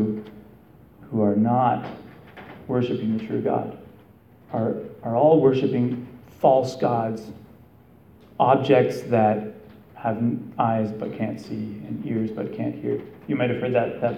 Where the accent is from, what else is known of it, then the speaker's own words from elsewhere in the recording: Canada; now in United States; I'm Canadian